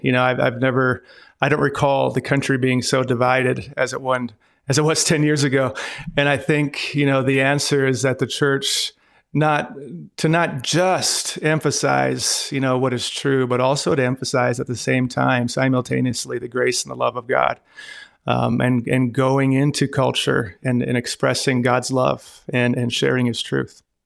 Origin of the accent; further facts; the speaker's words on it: Glasgow, Montana, United States; moved away; also born or lived in North Dakota / Devils Lake, North Dakota / China; I was born in Glasgow, Montana